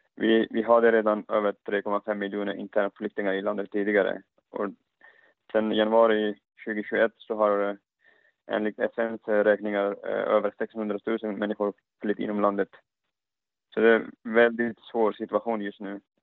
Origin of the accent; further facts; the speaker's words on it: Afghanistan; moved away; Jag själv som afghan